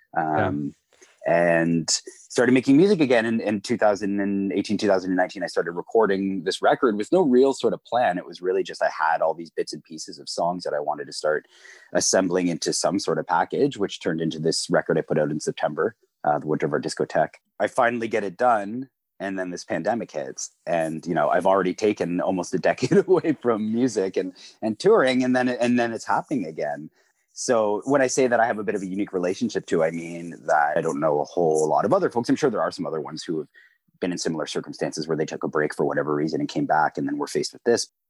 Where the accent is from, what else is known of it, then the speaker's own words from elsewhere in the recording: Peterborough, Ontario, Canada; also born or lived in Kingston area, Ontario; now in Kingston, Canada; I'm originally from Peterborough, Ontario